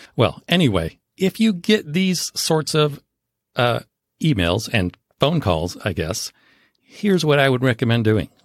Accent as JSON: {"language": "English", "region": "Southern California", "country": "United States", "tie": "born or raised there", "said": "I grew up in Southern California."}